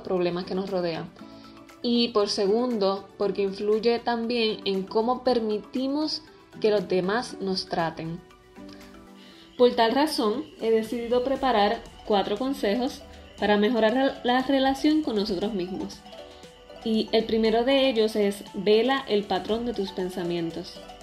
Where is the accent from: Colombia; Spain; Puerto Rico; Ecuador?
Puerto Rico; tengo veintitrés años, soy puertorriqueña